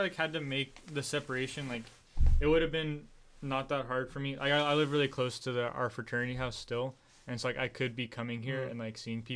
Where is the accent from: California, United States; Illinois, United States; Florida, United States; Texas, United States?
California, United States; San Diego; now in Orange County, United States; I'm from San Diego, and I'm still friends with a lot of guys down there